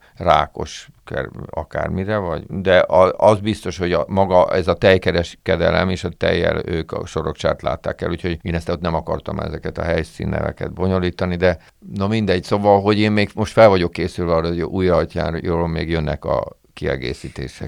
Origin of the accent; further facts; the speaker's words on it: Budapest, Hungary; also born or lived in Újhartyán; én nem ott születtem, hanem a szüleim költöztek föl Budapestre, ők első generációs ilyen pestiek